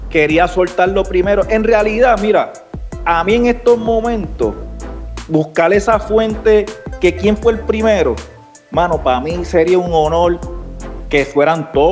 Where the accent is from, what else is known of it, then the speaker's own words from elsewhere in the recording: Puerto Rico; era el racismo que había en cuanto a nosotros como latinos, como puertorriqueños, como todos.